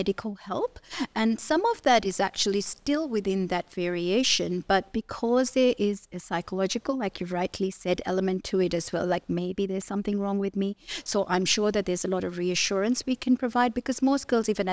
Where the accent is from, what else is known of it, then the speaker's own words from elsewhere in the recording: Nigeria; moved away as an adult; now in Australia; I grew up in Nigeria. So I did my medical degree there, and then I've done all my training in Australia